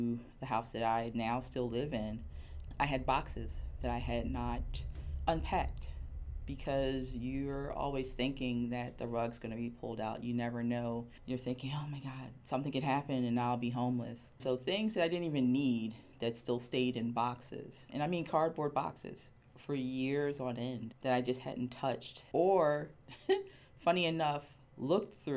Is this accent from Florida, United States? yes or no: yes; Miami, Florida, United States; moved away as an adult; now in Philadelphia, United States; I am originally from Miami, Florida.